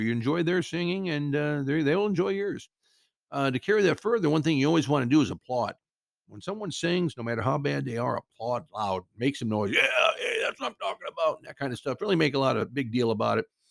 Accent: Cedar Rapids, Iowa, United States; now in Southern California, United States; My hometown of Cedar Rapids, Iowa

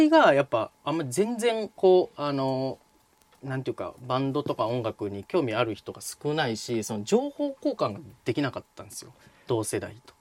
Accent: Tottori, Japan; moved away; 鳥取県鳥取市出

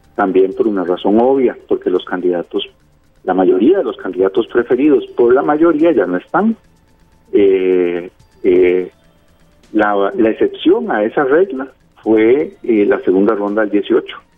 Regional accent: Costa Rica; Somos expertos los costarricenses en eso

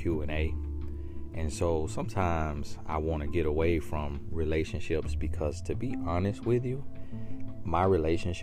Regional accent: Auburndale, Florida, United States; moved away as an adult; also born or lived in El Paso, Texas / Winter Haven, Florida; I was raised in Arbondale, Florida from the age of 5 years old, I believe. And I stayed there until college.

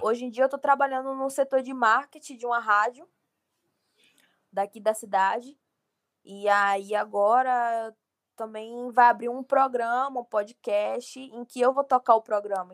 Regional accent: Bahia, Brazil; eu sou da Bahia

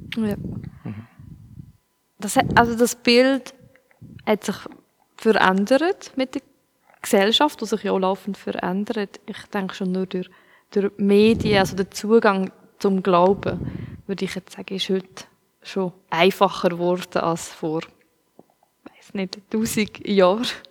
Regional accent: Switzerland; ich als Schweizer

